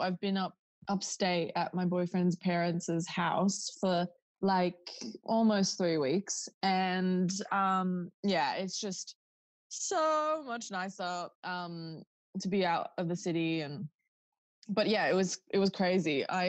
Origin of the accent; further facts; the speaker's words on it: Newcastle, New South Wales, Australia; we're from Newcastle and we live like close to the beach. It's like a very beachy place.